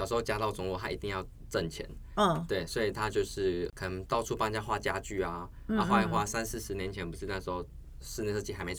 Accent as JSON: {"language": "Chinese", "region": "Tainan", "country": "Taiwan", "also_born_or_lived": "Taipei", "said": "我是台南人，"}